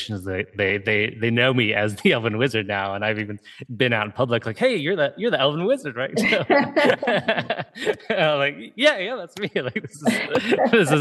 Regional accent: Ohio, United States; I grew up in Ohio.

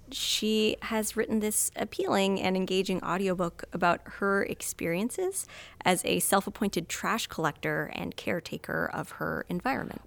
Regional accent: Vermont, United States; moved away; growing up in Vermont, we had Green Up Day

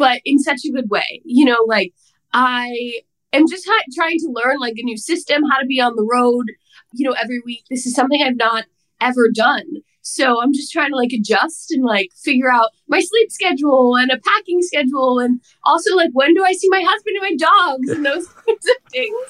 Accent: New Jersey, United States; I'm from New Jersey

